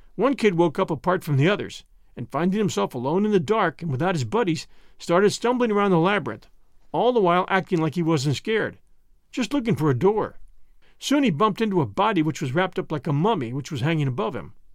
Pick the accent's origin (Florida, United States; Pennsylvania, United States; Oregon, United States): Pennsylvania, United States; Philadelphia; moved away; I did a part of my growing up in the Philadelphia area